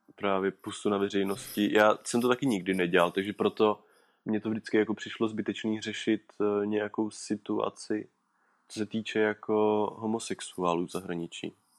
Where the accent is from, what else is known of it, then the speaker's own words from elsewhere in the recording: Orlické hory, Hradec Králové Region, Czechia; v Orlických horách, odkud, odkud pocházím